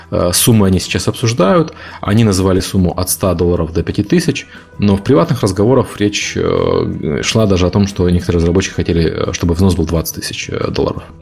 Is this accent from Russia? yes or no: no; Ukraine; мне по акценту действительно никто не верит, что я из Украины. Все пытаются угадывать акцент. Э, акцент действительно странный.